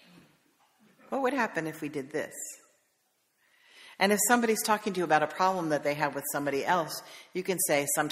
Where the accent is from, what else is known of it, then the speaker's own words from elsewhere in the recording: the Carolinas, United States; I'm from the Carolinas